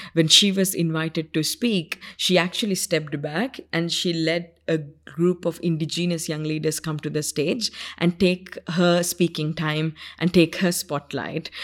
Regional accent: Sri Lanka; first language Sinhala; English is a second language; the village where I grew up in Sri Lanka

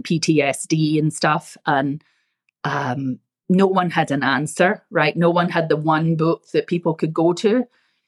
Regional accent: Scotland, United Kingdom; moved away; I come from Scotland, so we're frugal

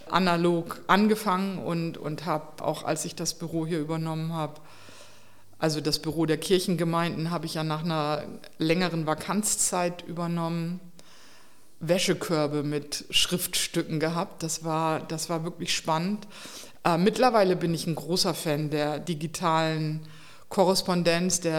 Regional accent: Delmenhorst, Lower Saxony, Germany; Aus Delmenhorst bei Bremen.

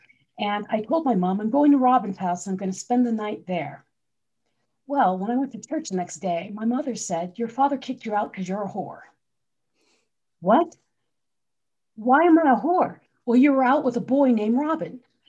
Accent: Philippines; also born or lived in New Jersey, United States; I grew up in the Philippines. I was actually born in New Jersey, but moved there when I was like 6 months old. So grew up in the Philippines.

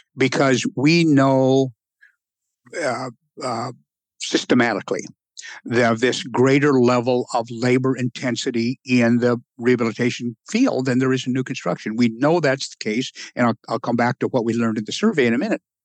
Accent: Rapid City, South Dakota, United States; moved away; I spent the first half of my life in Rapid City, South

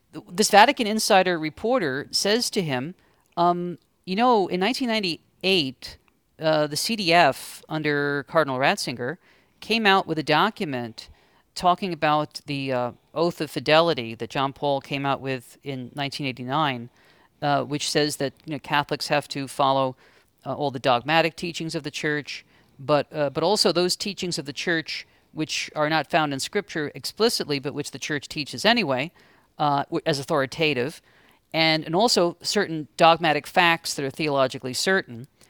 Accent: New York City, New York, United States; I grew up in Queens

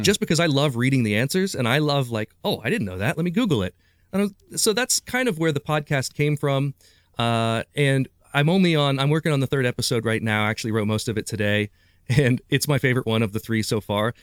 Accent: Urbana, Ohio, United States; also born or lived in Springfield, Ohio; I was born in Springfield, Ohio, but I grew up in Urbana, Ohio

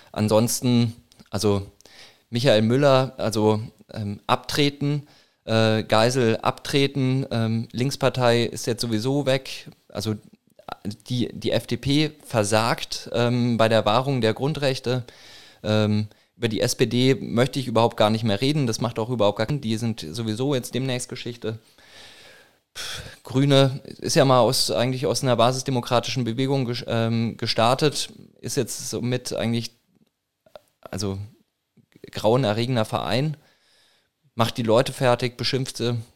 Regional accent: Würzburg, Bavaria, Germany; Ich komme aus Würzburg, ähm, im Norden von, also Norden von Bayern, Franken.

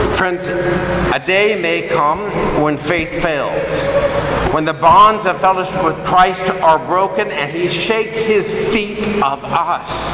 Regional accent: Hugoton, Kansas, United States; grew up on a farm outside of a small town called Hugoton, only about 3,500 people

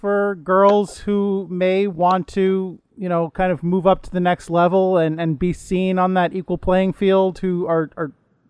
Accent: United States; I'm really, as an American, as a somewhat lazy American

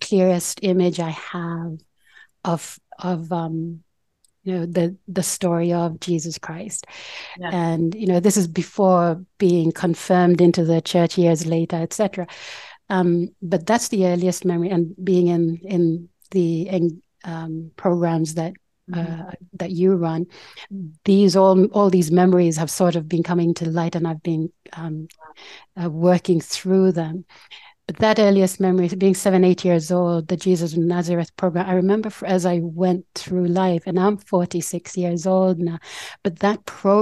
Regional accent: Port Moresby, National Capital District, Papua New Guinea; moved away as an adult; now in Brisbane, Australia; the village I'm from, the Tanwabata village in Port Moresby, Papua New Guinea

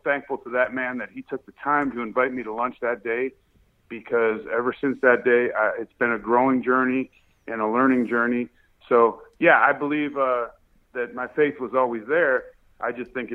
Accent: North Tonawanda, New York, United States; moved away; also born or lived in California; I grew up in North Tonawanda

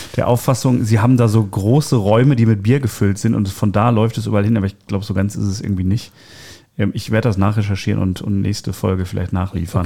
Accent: Dortmund, North Rhine-Westphalia, Germany; als Dortmunder

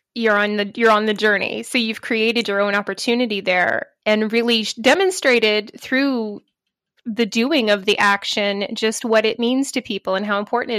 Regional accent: United States; I'm American, but I haven't been to a conference in a long time

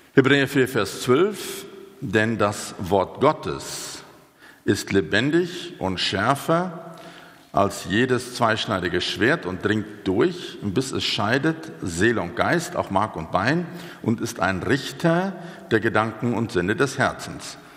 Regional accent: South Africa; moved away as an adult; also born or lived in Switzerland; now in Germany; Ich bin gebürtiger Südafrikaner. Ich lebe jetzt seit etwas mehr als einem Jahrzehnt in Deutschland

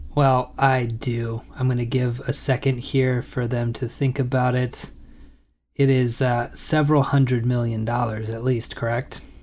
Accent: United States; I'm an American

